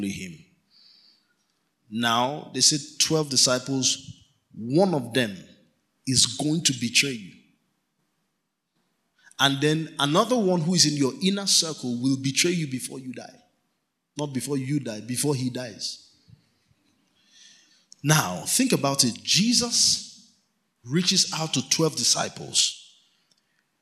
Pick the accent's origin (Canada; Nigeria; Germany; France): Nigeria; Kano, Kano State; We grew up in Kano together